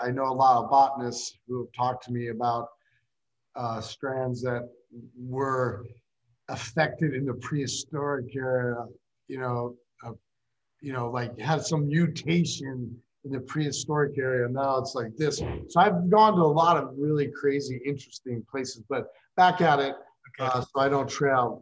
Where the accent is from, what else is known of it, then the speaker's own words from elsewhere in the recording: Des Moines, Iowa, United States; I'm from Des Moines